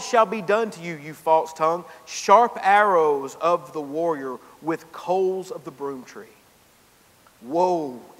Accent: Gainesville, Georgia, United States; moved back to my hometown in Gainesville, Georgia

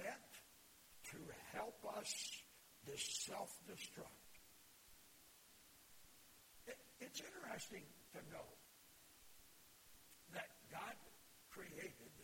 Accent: Flint, Michigan, United States; I grew up in Flint.

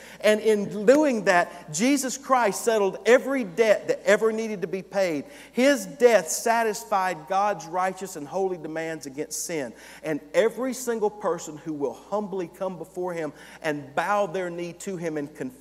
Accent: North Hall County, Georgia, United States; I grew up in North Hall County.

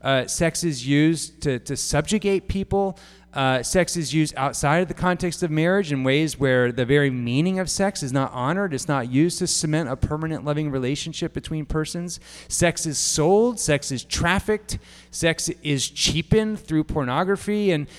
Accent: Japan; Some of you know that I grew up in Japan. It's one of the unique things about me.

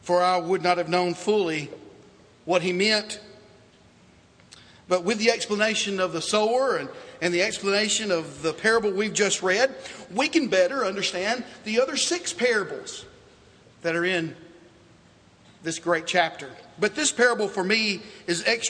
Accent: Dickson, Tennessee, United States; I was born in Dixon, Tennessee.

